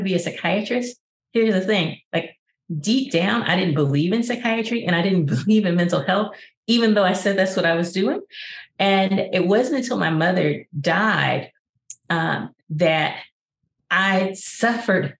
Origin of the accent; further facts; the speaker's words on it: Arkansas, United States; I was from Arkansas and that I lived in Maya Angelou's home